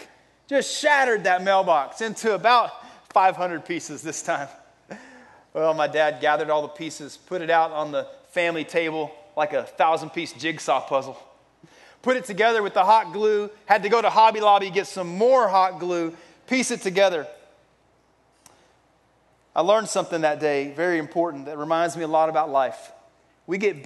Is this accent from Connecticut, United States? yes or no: no; Texas, United States; I grew up in Texas